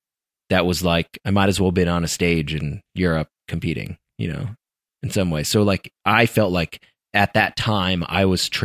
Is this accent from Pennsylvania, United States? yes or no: no; Colorado, United States; interestingly enough, growing up in Colorado, not in California, right?